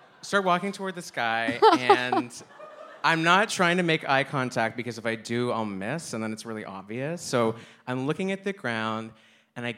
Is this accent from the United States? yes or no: no; Canada; I'm from Canada